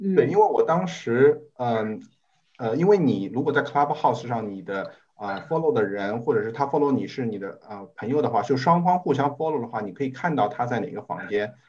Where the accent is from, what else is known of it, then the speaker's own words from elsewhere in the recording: Shanghai, China; 我是上海人